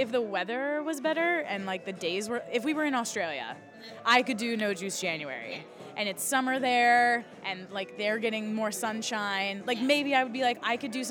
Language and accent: English; right outside of Philly / Delaware, United States; moved away as an adult; also born or lived in Philadelphia, Pennsylvania; now in Boston area, United States; I grew up right outside of Philly